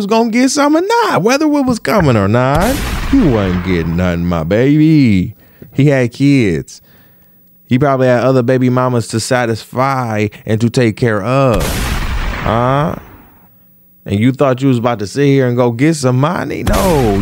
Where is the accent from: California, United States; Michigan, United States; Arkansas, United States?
Michigan, United States; Detroit; I'm from Detroit, so UAW and automakers and auto workers is the fabric